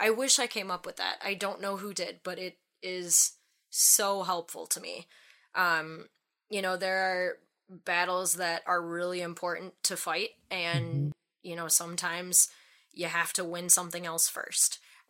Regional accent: Wisconsin, United States; accent: Wisconsin; It was like so Wisconsin.

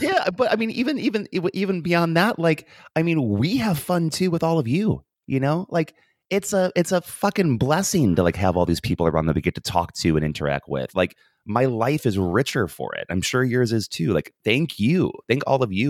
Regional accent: United States; accent: American; moved away as an adult; now in Dublin, Ireland

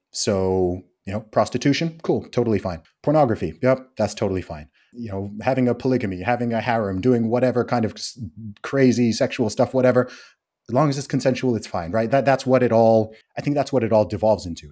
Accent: England, United Kingdom; I'm from England

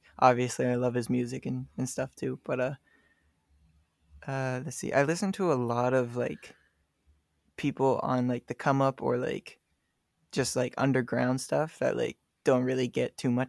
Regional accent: Maine, United States; Yeah, she just called me a Mainer

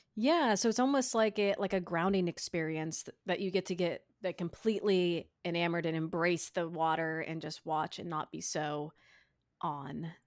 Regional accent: Midwest, United States; I'm a Midwesterner

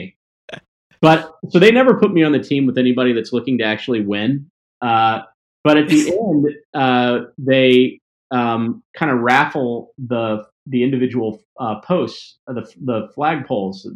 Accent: the South, United States; moved away; also born or lived in Mississippi / Tennessee / Columbus, Mississippi; I grew up in Mississippi and Tennessee

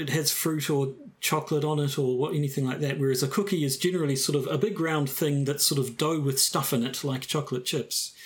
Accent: New Zealand

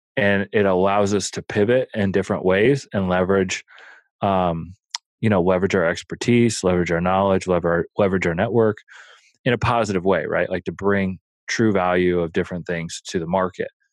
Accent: Omaha, Nebraska, United States; I grew up in Omaha

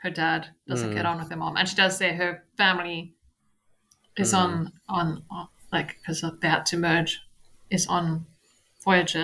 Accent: South Africa; this radio station I listened to growing up in South Africa

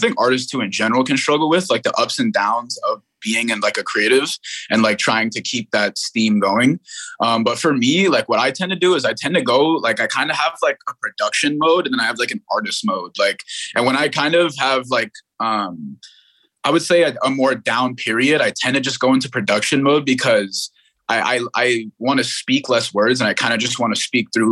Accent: New York City, New York, United States; born in Brooklyn, New York, and I have a big family

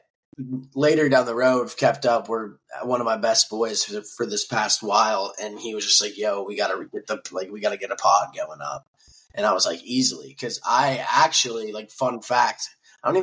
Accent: Nashville, Tennessee, United States; moved away as an adult; also born or lived in Dallas, Texas / Minnesota / Charleston; now in Tampa, United States; moved to Nashville when I was like 11, so like grew up in Nashville

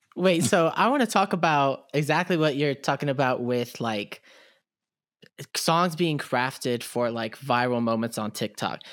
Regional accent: Houston, Texas, United States; I'm from Houston

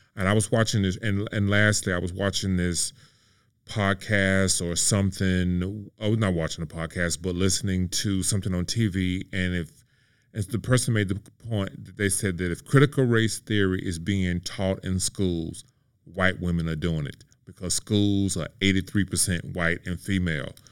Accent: Mississippi, United States; moved away; my hometown of mississippi

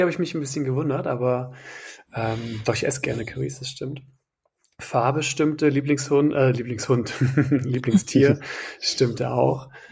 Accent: Wiehl / Nümbrecht, North Rhine-Westphalia, Germany; meine Heimat. Wiel Nümbrecht

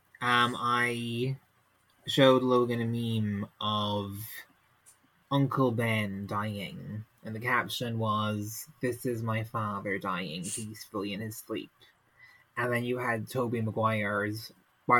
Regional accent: Ireland; I'm Irish

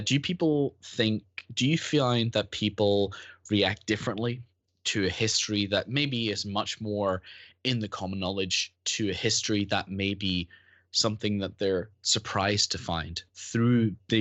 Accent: Northern Ireland, United Kingdom; moved away; I grew up in Northern Ireland

